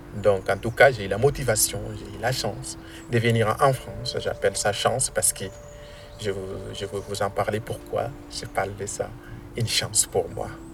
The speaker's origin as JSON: {"language": "French", "area": "near Arlit", "region": "Agadez", "country": "Niger", "tie": "born or raised there", "moved": "yes", "said": "Je viens du Niger et au Niger, je suis localisé euh, au nord, donc euh, près de la ville d'Arlit"}